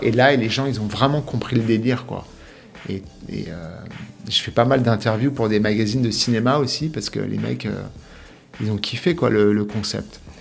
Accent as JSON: {"language": "French", "town": "Paris", "region": "Île-de-France", "country": "France", "moved": "yes", "lives_now": "Miami, United States", "said": "je suis parisien"}